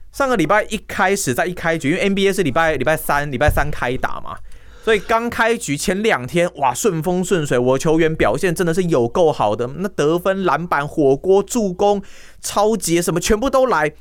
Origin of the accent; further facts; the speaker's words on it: Tainan, Taiwan; 身为台南人哦，嗯。连五分钟的便利商店我都要骑机车了